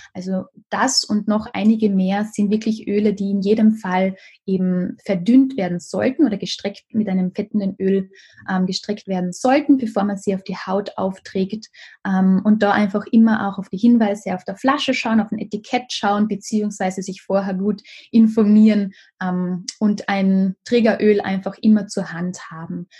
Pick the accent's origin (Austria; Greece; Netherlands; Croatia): Austria; Carinthia; hier in Kärnten in meinem Heimatort